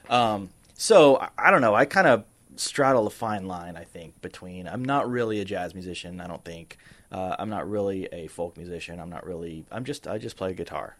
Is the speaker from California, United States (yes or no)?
yes; Sacramento, California, United States; also born or lived in Lexington, Kentucky; I moved to Sacramento from Lexington when I was a kid. I moved there with my mom